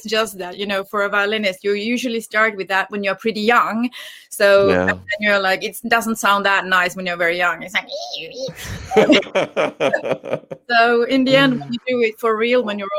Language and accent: English; Finland; also born or lived in Los Angeles / London; now in Sweden; I'm a classical violinist. I'm from Finland. And I've played since I was 5 years old, traveled the world since I was 8. And I've lived in LA, I've lived in London